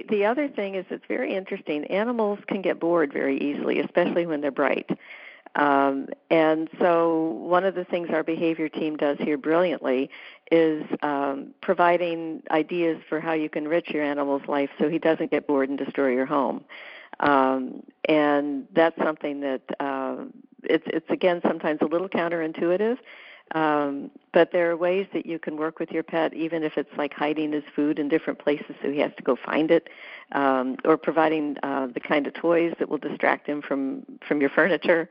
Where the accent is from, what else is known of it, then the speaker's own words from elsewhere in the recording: the South, United States; I'm from the South